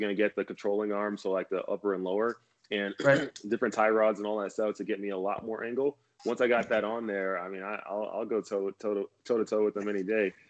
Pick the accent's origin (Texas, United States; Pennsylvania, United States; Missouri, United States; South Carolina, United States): Texas, United States; moved away as an adult; growing up in Texas